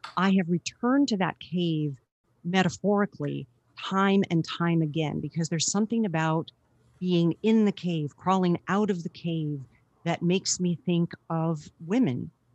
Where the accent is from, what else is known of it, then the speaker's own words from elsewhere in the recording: Carlsbad, New Mexico, United States; I was born in Carlsbad Caverns, New Mexico, where my father was the, um, park naturalist